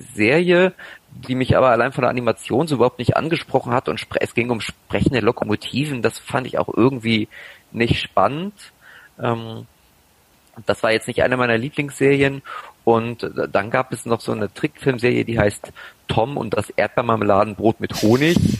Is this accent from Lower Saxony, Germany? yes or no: yes; Braunschweig, Lower Saxony, Germany; Ich komme aus Braunschweig